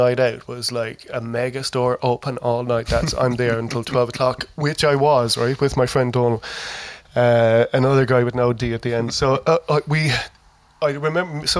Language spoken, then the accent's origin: English; Ireland